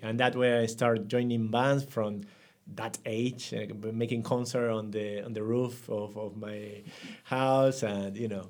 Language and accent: English; Buenos Aires, Argentina; English is a second language; grew up in a family of one brother, two sisters, uh, in Buenos Aires